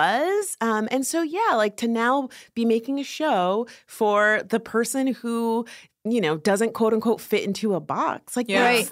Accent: West Palm Beach, Florida, United States; me growing up in West Palm Beach and often being the only Black girl in the room

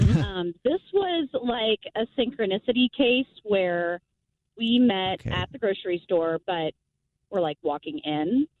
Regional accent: Missouri, United States; moved away; I'm originally from Missouri before I moved out

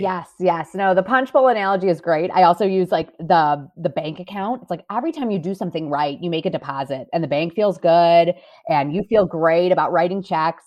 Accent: Cleveland, Ohio, United States; moved away as an adult; now in Chicago, United States; I'm from Cleveland, Ohio originally, went to school, went to Loyola Chicago, moved here

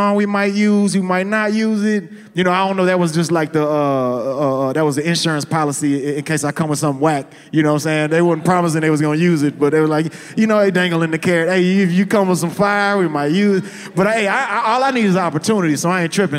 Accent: Houston, Texas, United States; I'm from Houston

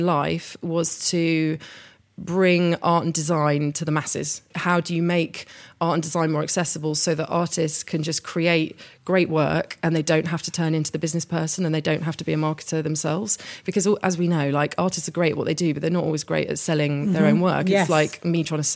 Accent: Hampton, London, United Kingdom; I was brought up in Hampton, so weekends were always spent coming up to London

